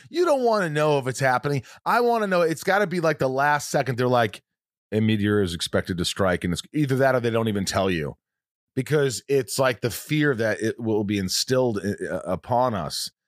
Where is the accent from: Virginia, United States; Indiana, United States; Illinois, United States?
Indiana, United States; I grew up in Indiana. Farm.